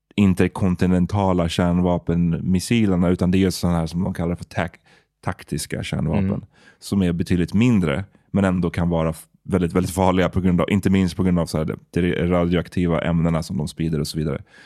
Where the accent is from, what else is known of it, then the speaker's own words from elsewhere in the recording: Stockholm, Stockholm County, Sweden; Farsta där jag växte upp